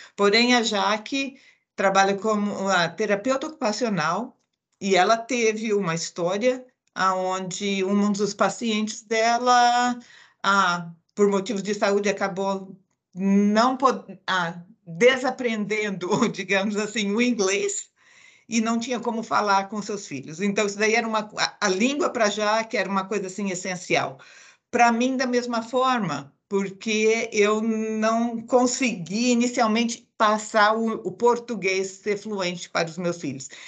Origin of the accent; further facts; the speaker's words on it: Andradina, São Paulo, Brazil; moved away as an adult; also born or lived in Araçatuba / Atibaia; now in St. Louis, United States; eu sou do interior, nascida bem no interior do estado de São Paulo. Na, nasci em Araçatuba e cresci na cidade de Andradina e morei lá até